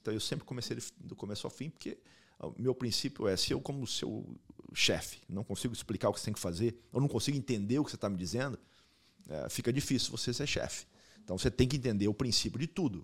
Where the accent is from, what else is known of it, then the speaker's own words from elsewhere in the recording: Maringá, Paraná, Brazil; moved away as an adult; also born or lived in Spain; now in United States; Eu nasci em Maringá, sou maringaense